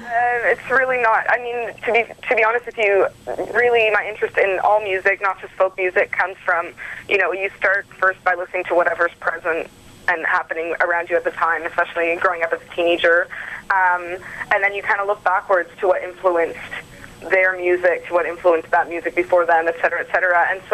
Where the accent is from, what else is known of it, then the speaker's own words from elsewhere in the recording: Ontario, Canada; Well, I'm from Ontario. I've lived pretty much in a bunch of different cities. I'm kind of living a nomadic life, actually.